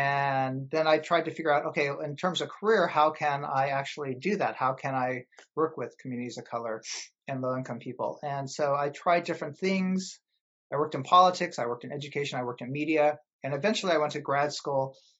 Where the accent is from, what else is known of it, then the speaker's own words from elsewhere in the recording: San Francisco, California, United States; I grew up in San Francisco. I'm a fifth generation Chinese American.